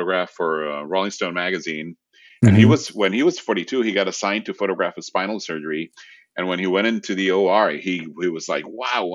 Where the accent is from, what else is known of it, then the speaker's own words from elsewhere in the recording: Puerto Rico; first language Spanish; English is a second language; moved away; also born or lived in Rome, Italy; I was born in Rome and again, growing up Puerto Rico, and then it was in the fourth grade, I went back to Italy